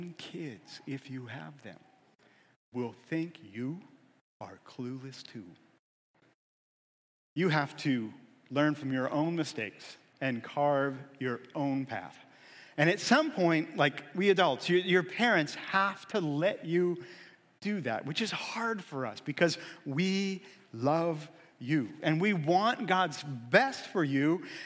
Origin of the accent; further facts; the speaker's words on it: Erie, Pennsylvania, United States; I grew up in Erie